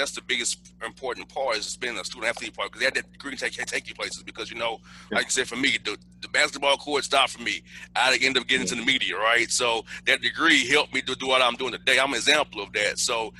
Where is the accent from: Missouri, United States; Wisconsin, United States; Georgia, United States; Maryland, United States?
Georgia, United States; Atlanta; I grew up here in Atlanta. We were segregated here in Atlanta.